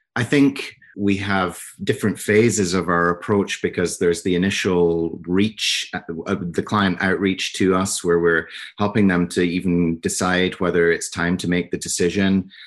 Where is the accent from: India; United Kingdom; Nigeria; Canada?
United Kingdom; Scotland; also born or lived in New York; now in New Jersey, United States; I'm from Scotland, um, but I live in New Jersey now